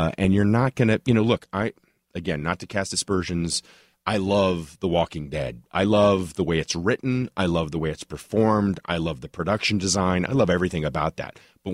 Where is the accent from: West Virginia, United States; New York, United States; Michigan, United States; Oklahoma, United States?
Oklahoma, United States; Tulsa; I'll go all the way back to when I was a kid growing up in Tulsa, and there was a local AM radio station called KAKC